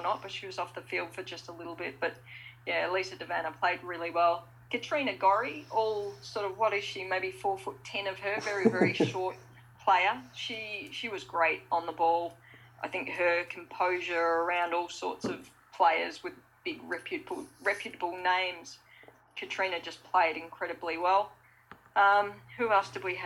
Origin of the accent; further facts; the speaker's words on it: Victoria, Australia; I'm probably quite biased here, being an Australian and being a Victorian